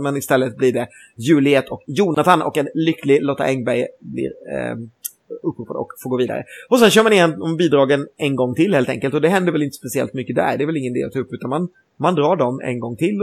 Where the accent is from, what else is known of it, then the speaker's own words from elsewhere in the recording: Gothenburg, Västra Götaland, Sweden; som göteborgare